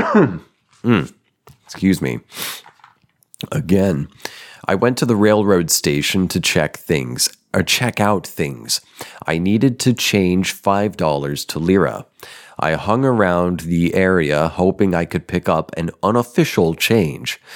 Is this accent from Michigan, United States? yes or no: no; Denver, Colorado, United States; I was born in Denver. Well, you know, suburb.